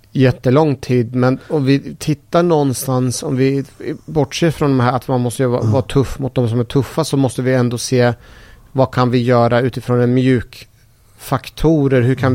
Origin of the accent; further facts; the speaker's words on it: Sweden; Jag är så jäkla svensk så jag kan inte ens min eh, eh persiska kultur